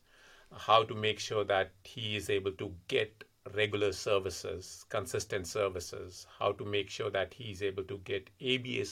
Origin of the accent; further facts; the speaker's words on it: Delhi, India; moved away as an adult; also born or lived in California; now in Massachusetts, United States; Originally, I'm from India, born and brought up in Delhi. And I was there until I was 24